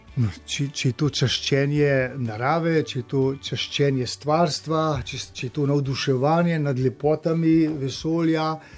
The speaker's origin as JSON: {"language": "Slovenian", "country": "Slovenia", "moved": "yes"}